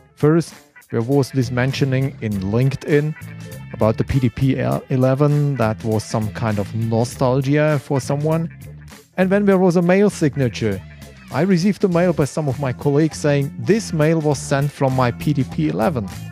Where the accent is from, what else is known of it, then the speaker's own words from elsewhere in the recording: Konstanz, Baden-Württemberg, Germany; English is a second language; my hometown at Constance